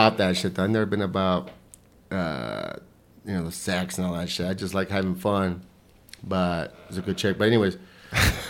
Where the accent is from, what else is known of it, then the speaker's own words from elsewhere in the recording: El Paso, Texas, United States; I grew up in Segundo